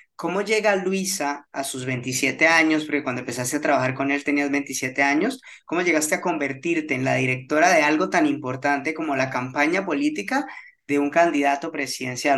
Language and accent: Spanish; Colombia; para los que somos de Colombia